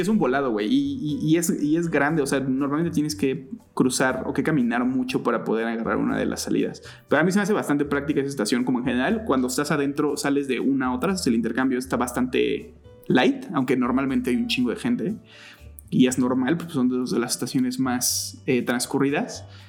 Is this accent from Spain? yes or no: no; State of Mexico, Mexico; crecí en el Estado de México, nací en la Ciudad de México, pero en realidad crecí toda mi vida en el Estado de México